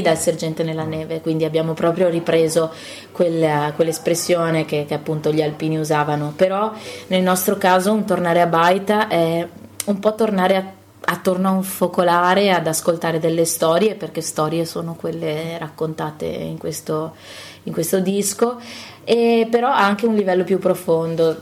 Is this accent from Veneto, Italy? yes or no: yes; Cadore, Veneto, Italy; io sono nata in Cadore, quindi, appunto, le radici sono comuni